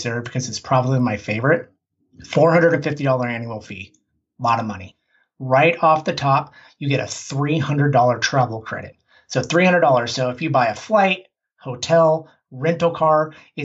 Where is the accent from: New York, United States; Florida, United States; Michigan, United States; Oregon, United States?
Oregon, United States; Portland; I'm from Portland, Oregon.